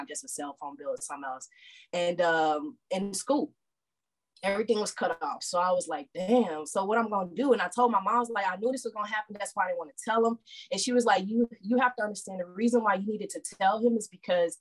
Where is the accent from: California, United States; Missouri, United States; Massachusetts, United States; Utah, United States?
Missouri, United States; St. Louis; born or raised there; moved away as an adult; now in Texas, United States